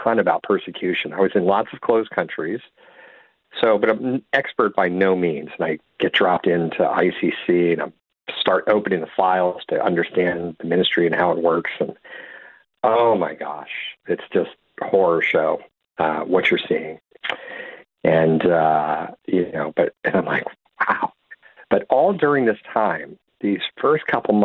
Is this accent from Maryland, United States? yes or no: yes; Silver Spring, Maryland, United States; where I'm from Silver Spring, Maryland, right outside D.C.